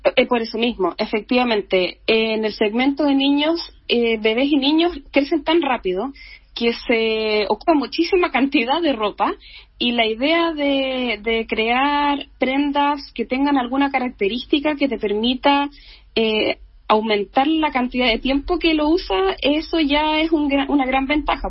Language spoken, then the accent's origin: Spanish; Valdivia, Los Ríos, Chile; yo soy de regiones, soy de Valdivia